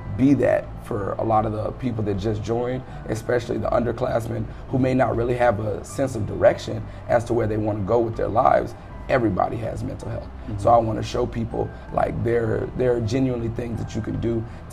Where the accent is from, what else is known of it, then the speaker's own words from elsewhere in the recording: Prairieville, Louisiana, United States; moved away as an adult; now in Atlanta, United States; I'm from Prairieville, Louisiana, which is about 8 hours away from where we are right now.